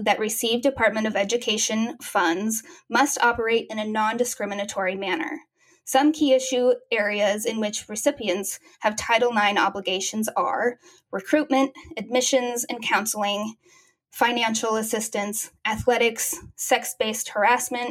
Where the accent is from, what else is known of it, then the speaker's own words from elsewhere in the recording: Colorado, United States; also born or lived in California; now in Portland, United States; I'm from Colorado, mostly. I've lived in many different places, but I spent my childhood in Colorado